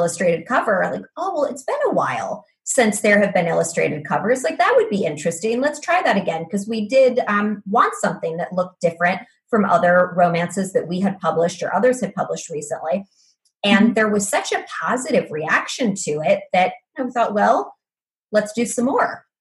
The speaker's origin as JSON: {"language": "English", "country": "United States", "said": "I am an American"}